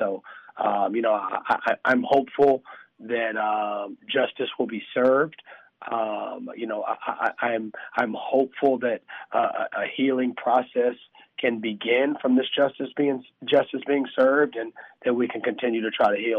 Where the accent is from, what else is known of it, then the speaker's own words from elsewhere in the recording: the South, United States; obviously race relations in America, especially growing up in the South, you know, a son of a mixed couple